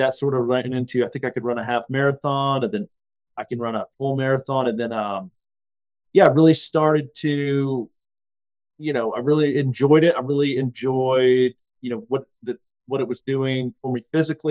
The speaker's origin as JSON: {"language": "English", "town": "Blacksburg", "region": "Virginia", "country": "United States", "tie": "born or raised there", "said": "I grew up in Blacksburg, Virginia, which is where Virginia Tech is"}